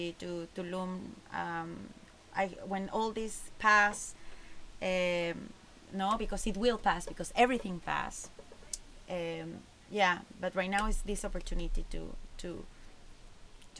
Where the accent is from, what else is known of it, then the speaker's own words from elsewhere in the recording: Cuernavaca, Morelos, Mexico; moved away as an adult; also born or lived in Playa del Carmen, Mexico / Tulum, Mexico / Norway; I'm from Cuernavaca, and it's over 1 million people there.